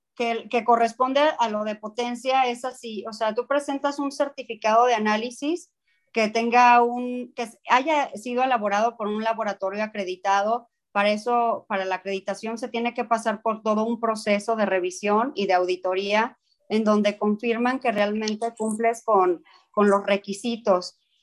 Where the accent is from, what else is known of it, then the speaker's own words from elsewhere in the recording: Mexico; el mexicano hace las cosas y, y las hacemos bien